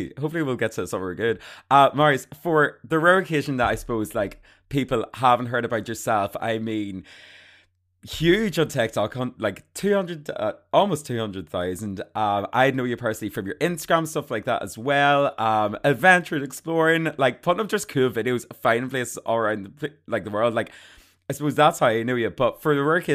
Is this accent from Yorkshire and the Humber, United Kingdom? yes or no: no; Armagh, Northern Ireland, United Kingdom; I'm from Armagh.